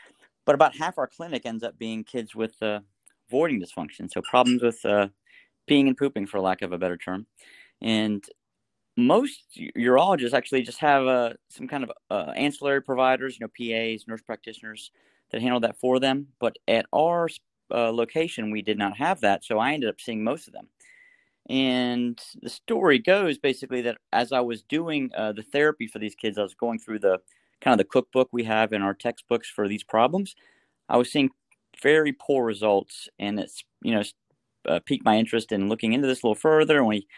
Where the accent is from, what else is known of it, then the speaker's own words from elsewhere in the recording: Winston-Salem, North Carolina, United States; So I'm from Winston-Salem, North Carolina, originally, and that's where I work.